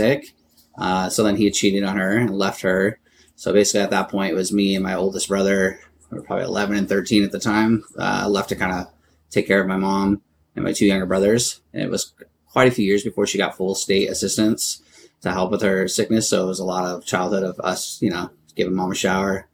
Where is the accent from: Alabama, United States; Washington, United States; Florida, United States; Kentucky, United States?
Washington, United States; Everett; also born or lived in Illinois / Arizona; I grew up in Everett. I mean, I was born in Illinois. Lived there just for about 2 years and then ended up moving to Arizona after my dad passed and came up to Washington